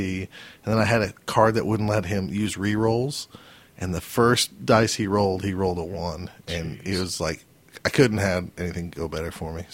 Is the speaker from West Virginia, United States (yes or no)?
no; Oklahoma, United States; I am from Oklahoma